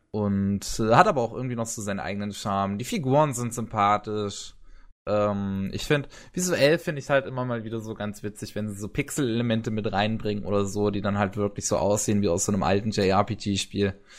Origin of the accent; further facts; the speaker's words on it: Germany; Bei uns in Deutschland